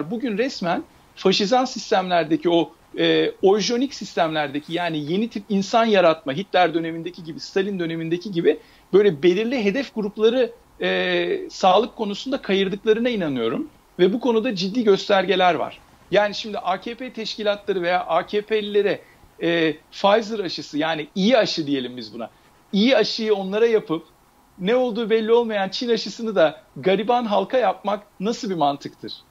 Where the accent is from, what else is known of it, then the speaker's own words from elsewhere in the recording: Turkey; hepimiz Türkiye Cumhuriyeti toprakları içerisinde doğduk, büyüdük, e, yaşadık. Biliyoruz Türkiye'deki e, durumu.